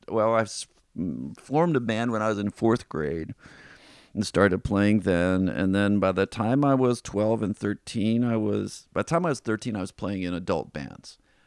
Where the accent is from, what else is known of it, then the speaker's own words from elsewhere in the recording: Midwest, United States; also born or lived in Indiana; I was born in Indiana. We moved around the Midwest, all around the Midwest.